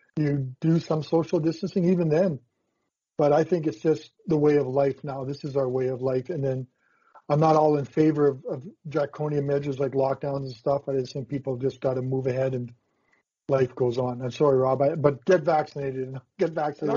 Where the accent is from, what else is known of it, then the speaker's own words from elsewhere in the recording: Saskatchewan, Canada; I was from Saskatchewan